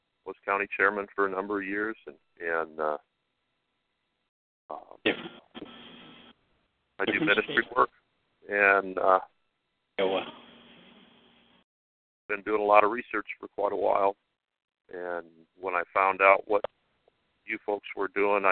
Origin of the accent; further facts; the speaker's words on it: central Iowa, United States; I'm from Iowa, central Iowa